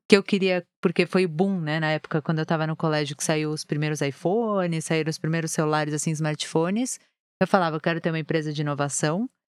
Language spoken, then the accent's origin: Portuguese; São Paulo, Brazil; also born or lived in Rio de Janeiro; eu sempre morei aqui em São Paulo, mesmo sendo carioca, mas o sotaque não pegou